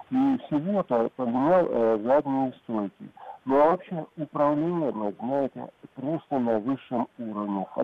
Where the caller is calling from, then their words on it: Crimea, Ukraine; я из Крыма, и у меня Ford Focus 2016 года Titanium Универсал.